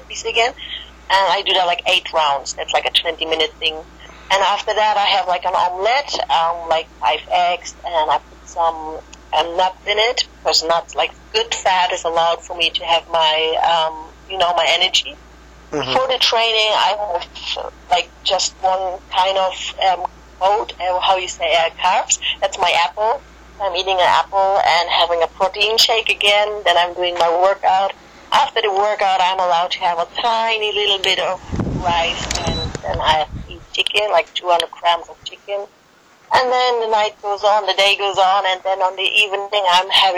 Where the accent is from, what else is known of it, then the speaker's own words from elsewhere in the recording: Germany; English is a second language; I'm from Germany